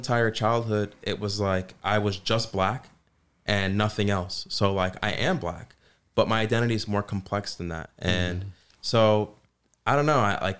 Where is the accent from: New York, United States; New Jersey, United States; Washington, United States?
New York, United States; New York City; moved away as an adult; now in Buffalo, United States; I grew up in New York City